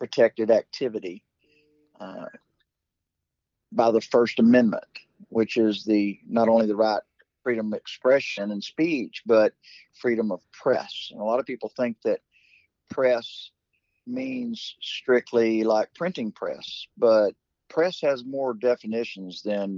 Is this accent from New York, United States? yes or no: no; Texas, United States; I'm from Texas